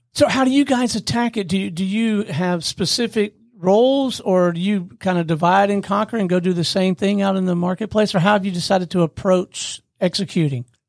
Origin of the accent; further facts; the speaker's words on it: Pensacola, Florida, United States; I grew up in Pensacola, Florida